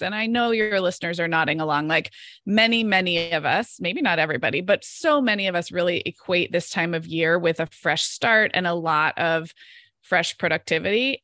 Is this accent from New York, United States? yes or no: no; Santa Barbara, California, United States; moved away as an adult; I live in Santa Barbara, California, which is actually my hometown where I grew up